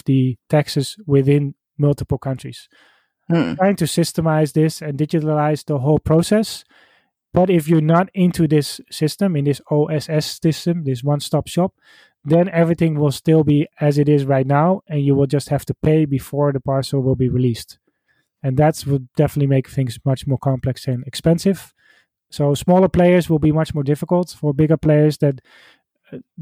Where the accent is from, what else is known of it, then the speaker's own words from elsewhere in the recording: Netherlands; I'm from the Netherlands